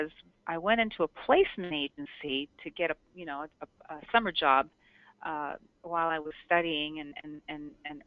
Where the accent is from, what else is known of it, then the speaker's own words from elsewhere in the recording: Toronto, Ontario, Canada; now in Scottsdale, United States; I was born and raised in Toronto